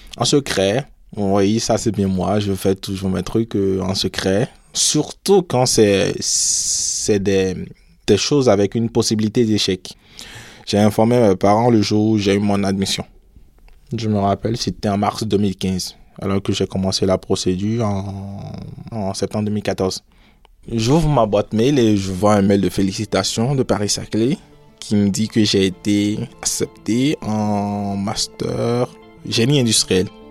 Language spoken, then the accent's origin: French; Cotonou, Littoral, Benin; moved away as an adult; also born or lived in Ouidah, Benin; now in France; je suis né à Ouida, au Bénin. Je suis arrivé en France en 2015 pour faire mon master. Alors mon enfance, je l'ai passée à Cotonou